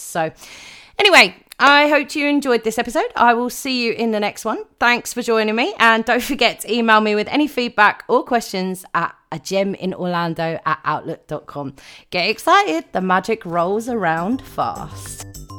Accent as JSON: {"language": "English", "country": "United Kingdom", "said": "I am a Brit"}